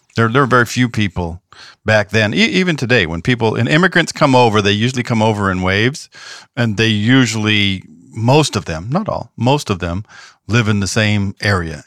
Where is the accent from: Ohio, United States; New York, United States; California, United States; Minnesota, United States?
California, United States; Southern; now in the South, United States; I'm from California and Southern California and I live in the South